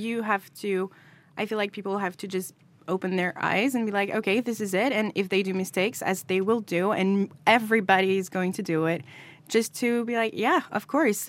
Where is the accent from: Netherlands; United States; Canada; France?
France; I'm also from France and I'm a person of color